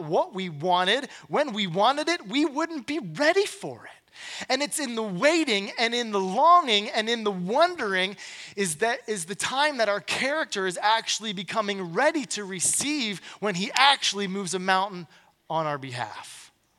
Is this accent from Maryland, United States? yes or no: yes; Glen Burnie, Maryland, United States; I'm from Glen Burnie.